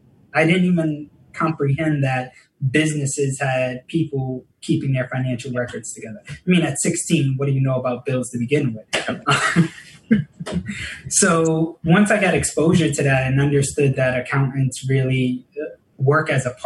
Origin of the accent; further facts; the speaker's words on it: New York, United States; also born or lived in Bronx, New York City; now in New York City, United States; I was born in the Bronx at about 5 or 6 years old. My parents separated. They agreed that we'd move to the suburbs of upstate New York outside of Albany